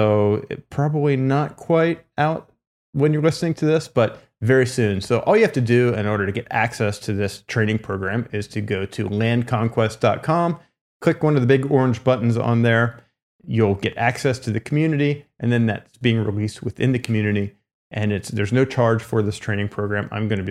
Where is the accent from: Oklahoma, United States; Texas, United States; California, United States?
California, United States; they saw that I was someone from California, obviously was not involved in the community or anything like that.